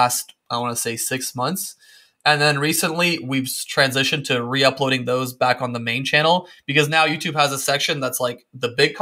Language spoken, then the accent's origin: English; Windsor, Ontario, Canada; moved away as an adult; also born or lived in Serbia; now in Spain; I was born in Serbia, and then at 7 we moved to Windsor, Ontario